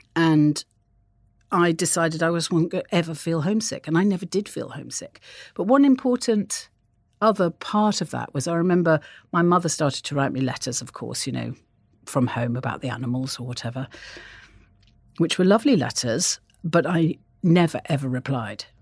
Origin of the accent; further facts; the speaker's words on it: North Wales, United Kingdom; I grew up in North Wales, and I had a, a very, a di, in some ways, a very idyllic childhood